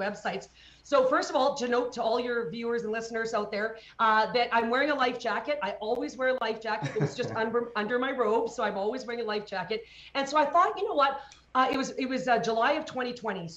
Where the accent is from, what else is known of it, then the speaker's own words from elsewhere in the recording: Calgary, Alberta, Canada; in my hometown of Calgary